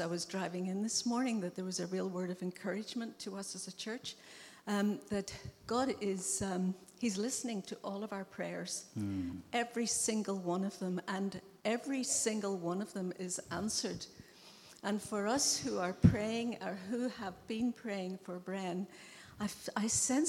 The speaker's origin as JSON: {"language": "English", "country": "Ireland", "moved": "yes", "said": "I'm Irish."}